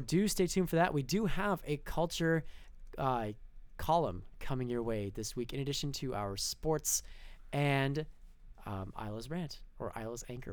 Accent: Canada; we as Canadians

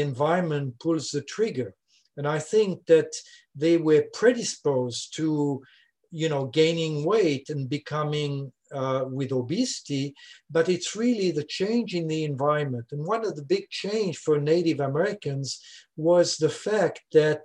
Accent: Switzerland; accent: French speaking; first language French; English is a second language; moved away as an adult; now in Louisiana, United States; I'm originally from Switzerland, as you can hear, French speaking.

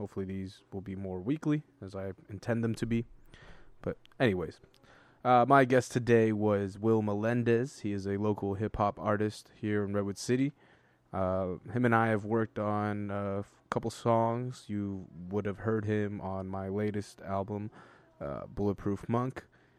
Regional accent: El Salvador; how we're both from El Salvador, and how we both really enjoy visiting El Salvador.

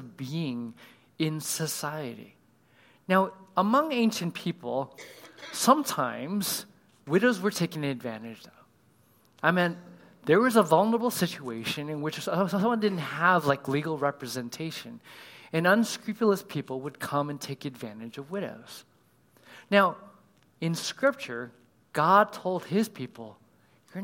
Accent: California, United States; I was raised in California.

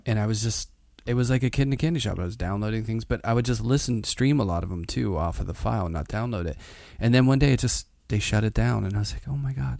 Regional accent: Pittsburgh, Pennsylvania, United States; now in New York, United States; I grew up in Pittsburgh, blue collar working class, but in the city

